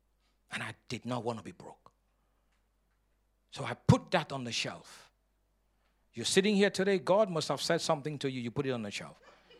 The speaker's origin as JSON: {"language": "English", "country": "Nigeria", "moved": "yes", "said": "But before I came from Nigeria, the Lord had called me into the ministry."}